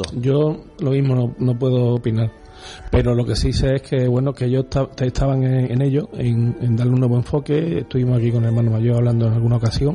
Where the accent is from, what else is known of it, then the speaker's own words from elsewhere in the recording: Utrera, Andalusia, Spain; yo toda mi vida he vivido digamos, entre comillas, en la parroquia de Santa María